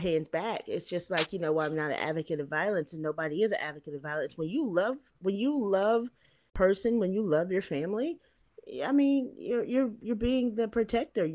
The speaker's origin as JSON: {"language": "English", "region": "East Tennessee", "country": "United States", "also_born_or_lived": "Nashville, Tennessee", "moved": "as an adult", "said": "Me and my sister, we're from East Tennessee."}